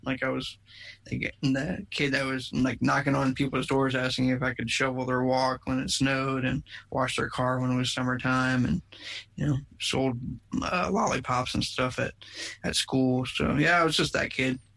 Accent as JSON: {"language": "English", "country": "United States", "tie": "born or raised there", "moved": "yes", "lives_now": "Plano, United States", "said": "I grew up on the East Coast. I grew up in the Maryland, D.C., Virginia area"}